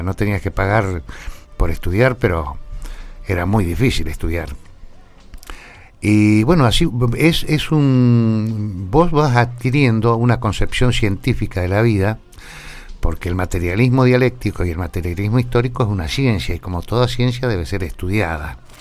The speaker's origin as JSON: {"language": "Spanish", "town": "General Pico", "region": "La Pampa", "country": "Argentina", "tie": "born or raised there", "also_born_or_lived": "Metileo", "said": "nosotros vivíamos en el campo, sí. entre Metileo y Pico, y resulta que el médico que iba a atender el parto de mi madre era del doctor Texeira, que era el médico de Metileo. Y no estaba en el momento en que yo... Entonces la tuvieron que traer a Pico a mi vieja y nací acá, nací en la clínica regional."}